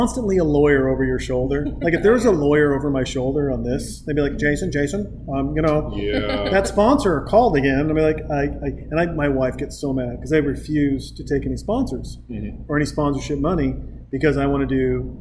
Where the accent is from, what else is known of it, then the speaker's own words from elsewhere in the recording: Montana, United States; also born or lived in Newport Beach, California; now in Austin, United States; I moved here from, oddly enough, Newport Beach, even though I'm from Montana